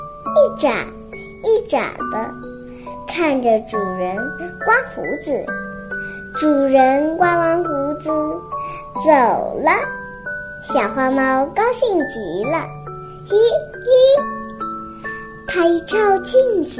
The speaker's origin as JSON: {"language": "Chinese", "country": "Hong Kong", "said": "，今年四岁，我来自于香港。"}